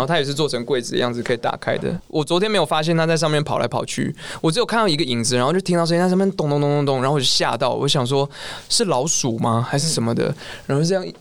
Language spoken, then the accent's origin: Chinese; Taiwan; now in Taipei, Taiwan; 我是真的回我老家去把以前的那些录音带一大袋整个扛扛扛到台北